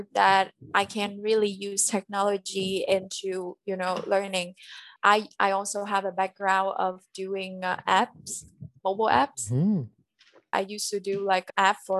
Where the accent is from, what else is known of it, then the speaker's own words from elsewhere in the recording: Quang Ngai, Vietnam; English is a second language; now in Ho Chi Minh City, Vietnam; I need to visit my hometown quite a lot. So I go back and forth between Saigon and Quang Ngai